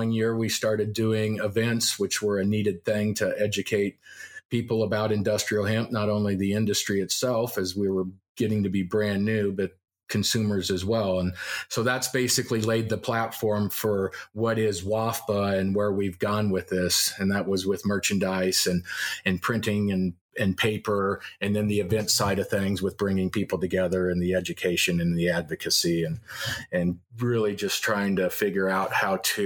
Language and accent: English; Loveland, Colorado, United States; moved away as an adult; also born or lived in Seattle; I grew up in Loveland